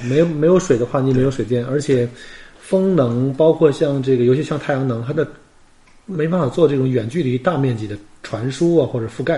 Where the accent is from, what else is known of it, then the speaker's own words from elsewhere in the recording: China; now in Australia; 所以我们中国人叫薄利多销